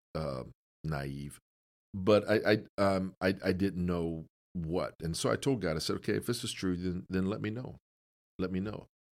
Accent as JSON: {"language": "English", "town": "Canton", "region": "Ohio", "country": "United States", "tie": "born or raised there", "said": "I grew up in Canton"}